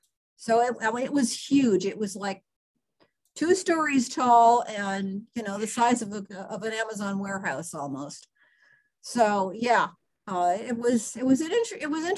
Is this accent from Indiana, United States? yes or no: yes; Northern Indiana, United States; moved away; originally I'm from Northern Indiana